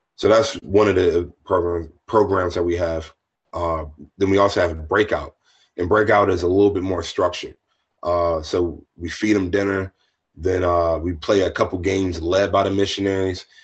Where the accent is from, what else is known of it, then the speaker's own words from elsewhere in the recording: Lexington Park, Maryland, United States; moved away as an adult; also born or lived in Philadelphia / Washington, District of Columbia, United States / Pittsburgh; my hometown back in Hollywood, Maryland. Well, I'm from Lexington Park